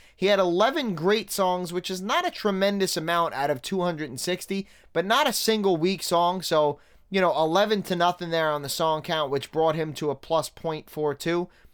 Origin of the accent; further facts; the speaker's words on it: New York City, New York, United States; moved away; somebody that grew up in Staten Island